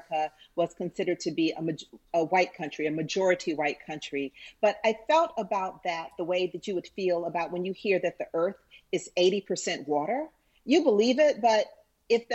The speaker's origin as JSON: {"language": "English", "town": "Atlanta", "region": "Georgia", "country": "United States", "tie": "born or raised there", "said": "I grew up in Cascade Heights"}